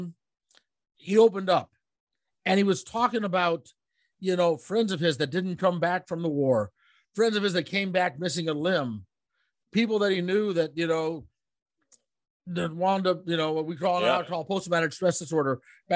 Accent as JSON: {"language": "English", "town": "Omaha", "region": "Nebraska", "country": "United States", "said": "I'm from Omaha"}